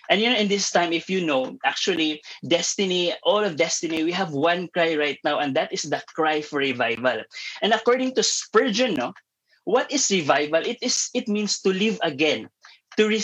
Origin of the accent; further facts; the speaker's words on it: Tacloban, Eastern Visayas, Philippines; I hail back from Tacloban, Leyte